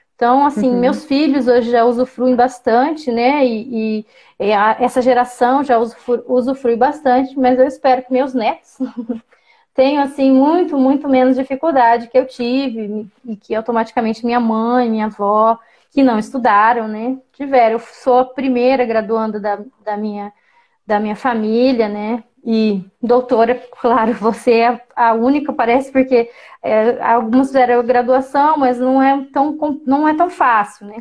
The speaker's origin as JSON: {"language": "Portuguese", "town": "Campo Grande", "region": "Mato Grosso do Sul", "country": "Brazil", "tie": "born or raised there", "said": "eu fui alfabetizada em Campo Grande, eu nasci numa aldeia urbana, né, em Campo Grande, Mato Grosso do Sul"}